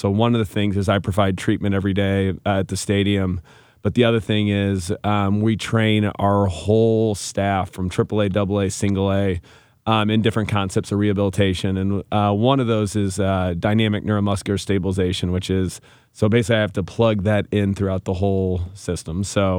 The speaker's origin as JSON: {"language": "English", "town": "Chesterfield", "region": "Missouri", "country": "United States", "said": "So I am originally from the Chesterfield area. I went to Lafayette High School, did my undergrad at University of Missouri"}